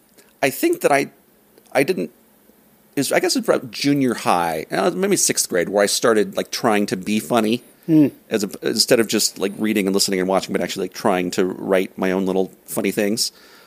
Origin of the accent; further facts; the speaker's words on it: Lake Elsinore, California, United States; moved away; I'm the oldest of six kids. I grew up in Southern California in a town called Lake Elsinore. And I had a relatively normal, happy childhood, I guess.